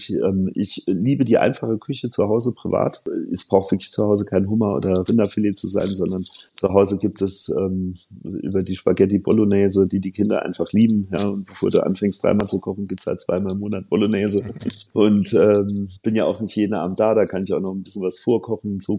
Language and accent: German; Saarland, Germany; werfe ich irgendwo noch ein Stück Lione als Saarländer in die Pfanne